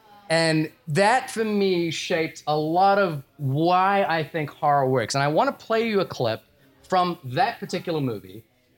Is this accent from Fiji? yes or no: yes; Fiji; born there; So a little backstory: I was born in Fiji.